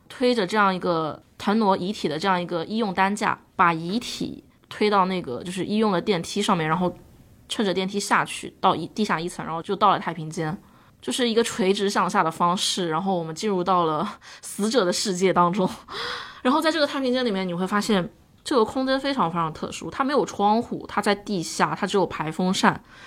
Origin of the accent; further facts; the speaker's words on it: Chongming Island, Shanghai, China; 我的家乡是在上海的崇明岛